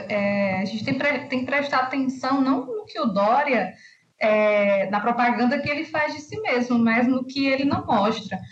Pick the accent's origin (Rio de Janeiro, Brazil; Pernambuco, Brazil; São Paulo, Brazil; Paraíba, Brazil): Paraíba, Brazil; Pombal; eu sou sertanejo, de uma cidade a, a cinco horas de uma Pessoa